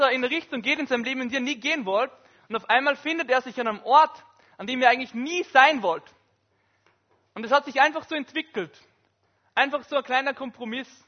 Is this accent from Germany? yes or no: no; Upper Austria, Austria; ich komme aus Oberösterreich und das ist vielleicht vergleichbar mit GRK und Sturm in Graz.